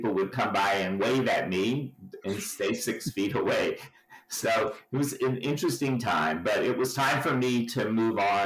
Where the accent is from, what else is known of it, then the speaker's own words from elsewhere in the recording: Walterboro, South Carolina, United States; moved away; I hail from Walterboro, South Carolina